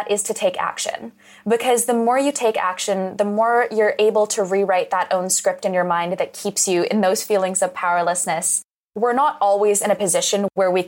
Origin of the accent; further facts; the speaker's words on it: Western Canada, Canada; I grew up in Western Canada, just adjacent to the oil sands